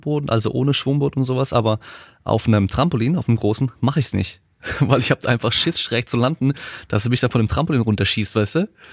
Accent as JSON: {"language": "German", "town": "Freiburg", "region": "Baden-Württemberg", "country": "Germany", "moved": "yes", "said": "ich komme ursprünglich aus Freiburg"}